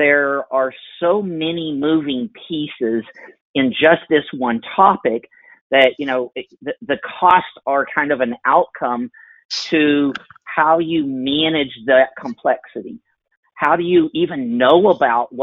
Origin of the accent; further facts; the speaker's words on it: Oklahoma, United States; I'm from Oklahoma, and we're based here in Oklahoma City